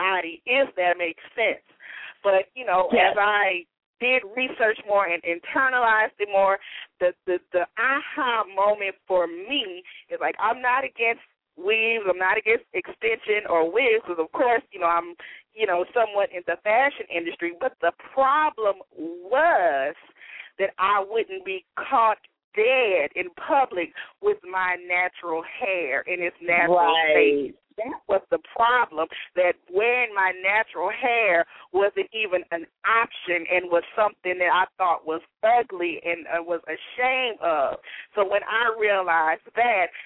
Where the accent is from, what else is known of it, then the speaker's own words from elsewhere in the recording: Baton Rouge, Louisiana, United States; moved away; this is the first event I'm hosting in my hometown